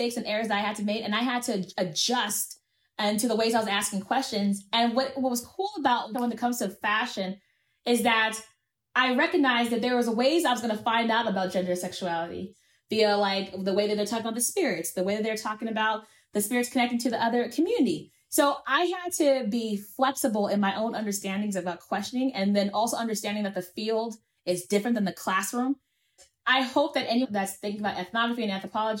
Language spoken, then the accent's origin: English; United States; as an American